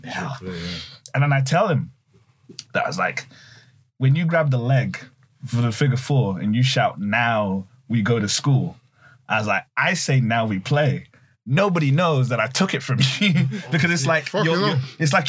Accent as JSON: {"language": "English", "region": "London", "country": "United Kingdom", "accent": "British", "said": "I'm from the UK, I'm from London."}